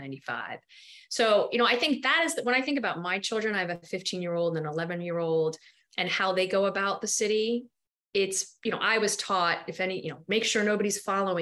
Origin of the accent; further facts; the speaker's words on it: New York City, New York, United States; I grew up near Union Square